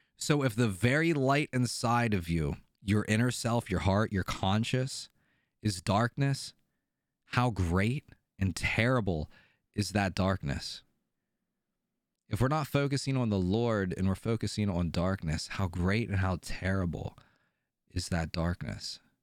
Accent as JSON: {"language": "English", "region": "Pennsylvania", "country": "United States", "said": "I'm from Pennsylvania."}